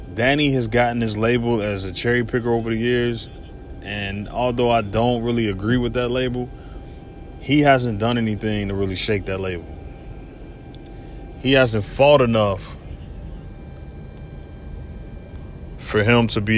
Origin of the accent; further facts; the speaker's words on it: Ohio, United States; Ohio, my home state